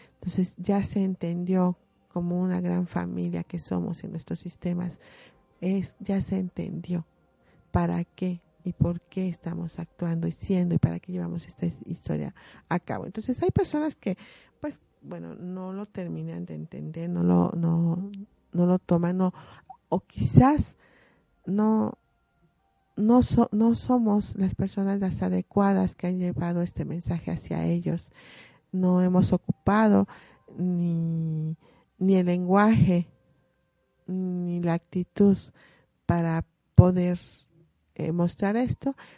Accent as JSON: {"language": "Spanish", "region": "Puebla", "country": "Mexico", "said": "como poblanos nosotros eh, también eh, enriquecemos esas costumbres"}